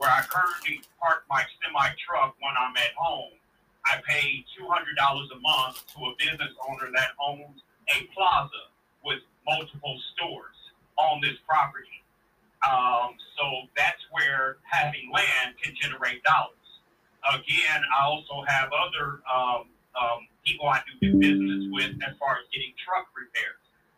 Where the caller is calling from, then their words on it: Kansas City, Missouri, United States; Yes, … … from Kansas City, Missouri.